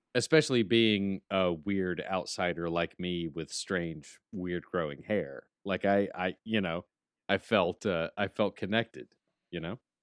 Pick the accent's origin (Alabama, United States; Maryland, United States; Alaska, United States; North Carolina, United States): Alabama, United States; now in Atlanta, United States; I'm from Alabama. Roll Tide. I miss being home.